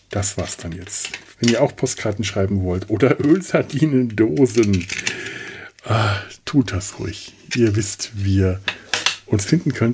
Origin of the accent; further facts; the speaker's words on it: Werneck, Bavaria, Germany; In Werneck, wo ich herkomme, gibt es den Dr. Guttenweg.